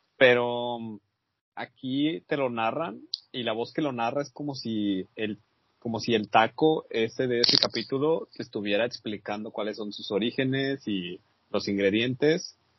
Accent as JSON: {"language": "Spanish", "country": "Mexico", "said": "uno como mexicano"}